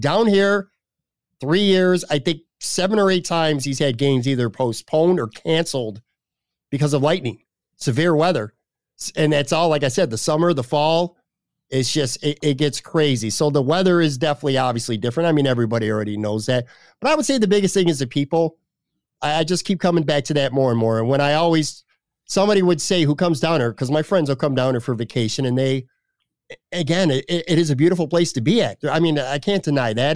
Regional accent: Buffalo, New York, United States; now in Florida, United States; my hometown, even though I'm currently not in my hometown

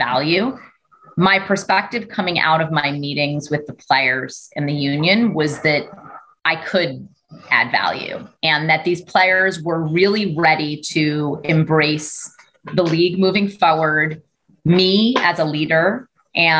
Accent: New York City, New York, United States; I grew up in Brooklyn in a community of color

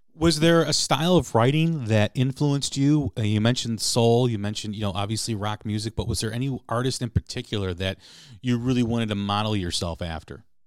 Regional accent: Chicago, Illinois, United States; growing up in Chicago

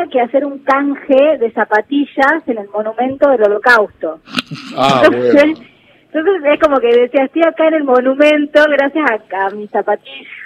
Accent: San Miguel de Tucumán, Tucumán, Argentina; No, soy de San Miguel de Tucumán.

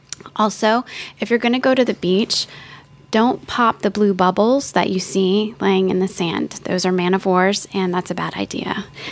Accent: Florida, United States; I grew up here in Florida

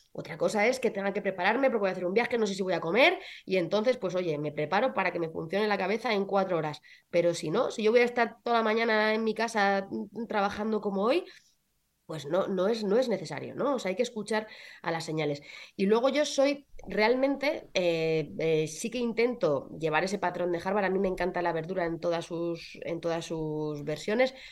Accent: Castilla-La Mancha, Spain; Yo, como soy manchega, pues muy, muy de los productos de mi tierra.

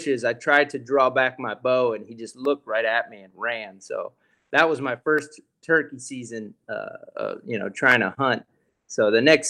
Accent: South Florida, United States; I'm from South Florida

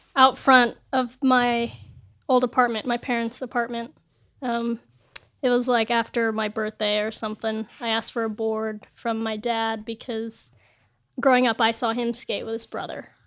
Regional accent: El Segundo, California, United States; also born or lived in San Bernardino; I grew up in El Segundo in L A.

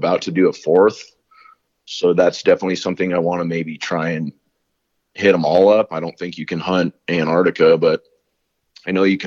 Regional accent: Colorado, United States; we grew up in Colorado hunting all kinds of different things

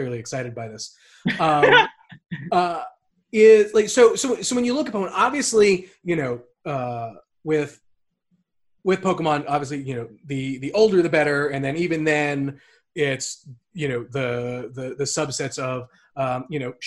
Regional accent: Long Island, New York, United States; as a kid, I'm from Long Island, so, you know, it's on the South Shore, beach town across the whole shore

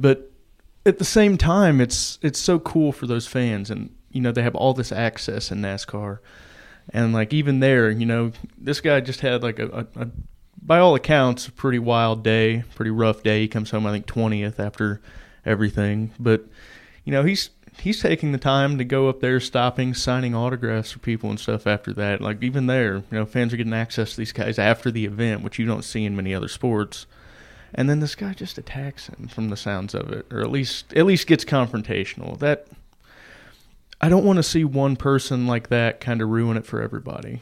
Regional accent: Indiana, United States; I grew up in Indiana

